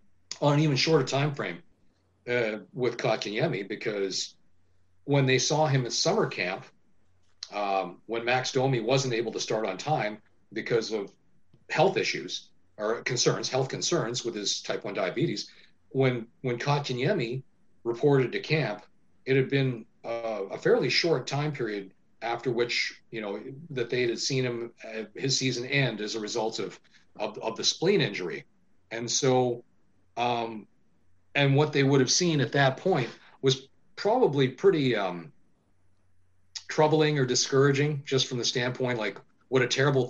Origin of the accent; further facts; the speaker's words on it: Winnipeg, Manitoba, Canada; also born or lived in Vancouver; I'm a Winnipegger. I was born in Vancouver, but I was raised in Winnipeg.